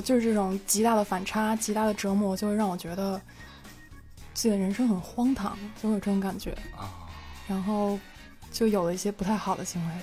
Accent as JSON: {"language": "Chinese", "region": "Beijing", "country": "China", "said": "我是北京人"}